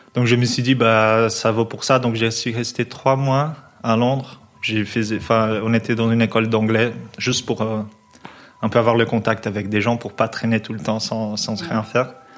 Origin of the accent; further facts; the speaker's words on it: São Paulo, Brazil; moved away as an adult; now in Belgium; je viens de São Paulo, mais je suis en Belgique depuis 8 ans